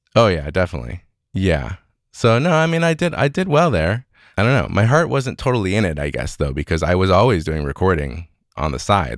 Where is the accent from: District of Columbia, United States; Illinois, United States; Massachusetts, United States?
Illinois, United States; Evanston; I grew up in Evanston, Illinois. That's just north of Chicago.